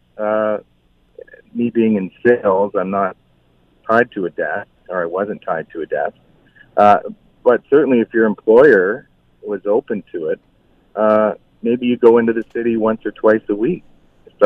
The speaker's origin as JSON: {"language": "English", "area": "Balsam Lake", "region": "Ontario", "country": "Canada", "tie": "born or raised there", "also_born_or_lived": "Toronto", "moved": "as an adult", "said": "I grew up on Balsam Lake, and we always kept our cottage here."}